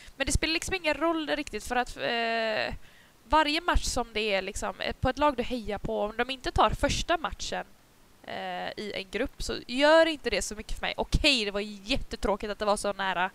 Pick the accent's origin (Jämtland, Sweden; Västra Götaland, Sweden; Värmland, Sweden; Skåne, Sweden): Västra Götaland, Sweden; Gothenburg; accent: Gothenburg dialect (göteborgska); moved away as an adult; now in Upplands Väsby, Sweden; jag har bara bott här i ett år. Jag antar jo. att jag fortfarande snackar göteborgska